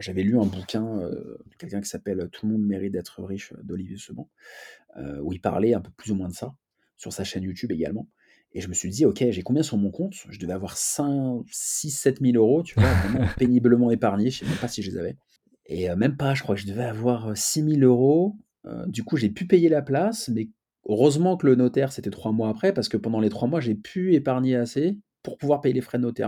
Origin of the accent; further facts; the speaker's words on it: Paris, Île-de-France, France; je suis né à Paris